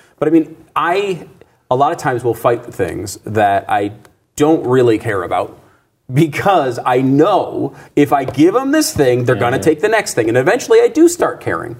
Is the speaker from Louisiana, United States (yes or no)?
no; Connecticut, United States; I grew up in Connecticut.